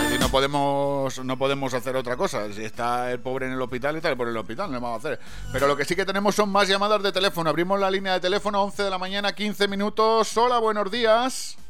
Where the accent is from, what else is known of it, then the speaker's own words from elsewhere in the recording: Valencian Community, Spain; yo, como soy de Valencia, pero de un pueblecito al lado, que no lo hablamos muy bien